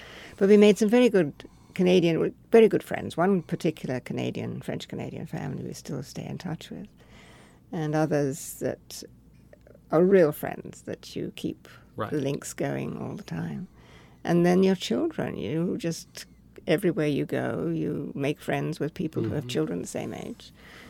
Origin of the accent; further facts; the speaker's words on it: India; now in United States; the mimosa trees looked like the trees that I grew up with in India.